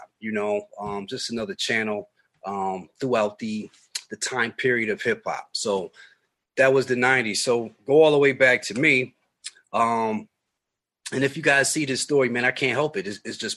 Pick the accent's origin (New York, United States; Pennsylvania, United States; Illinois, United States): New York, United States; Buffalo; growing up in Buffalo